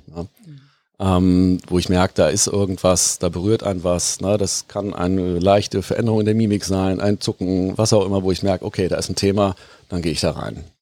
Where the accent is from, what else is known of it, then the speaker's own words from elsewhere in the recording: Bonn, North Rhine-Westphalia, Germany; moved away as an adult; also born or lived in Hamburg; Ich bin ähm, gebürtiger Bonner